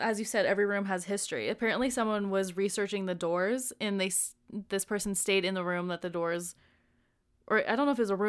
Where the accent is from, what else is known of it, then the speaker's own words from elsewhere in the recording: Utah, United States; My mom was only 21 when she had me, and out of wedlock in Utah